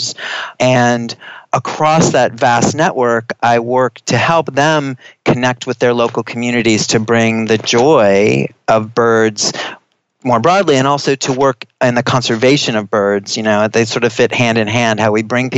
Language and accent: English; United States; moved away as an adult; also born or lived in Australia / New Zealand / New York City; I moved back to the States because I am American and I have family here